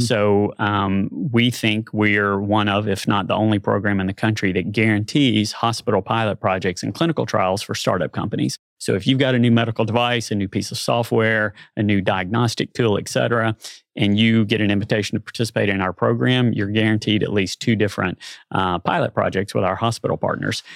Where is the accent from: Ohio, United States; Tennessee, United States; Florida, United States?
Tennessee, United States; Nashville; moved away as an adult; also born or lived in Little Rock, Arkansas; now in Bentonville, United States; I grew up in Nashville, Tennessee. Uh, spent my first thirty-two years there